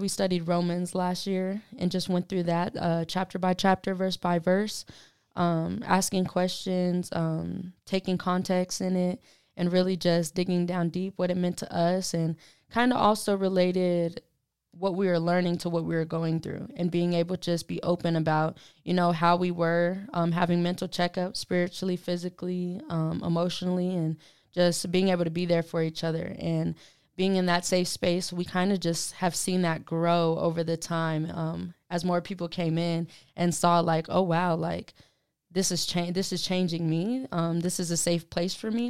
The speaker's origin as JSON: {"language": "English", "town": "Denver", "region": "Colorado", "country": "United States", "also_born_or_lived": "Arkansas", "lives_now": "Pueblo, United States", "said": "I'm from Denver, Colorado, so pretty close to, you know, good old Pueblo"}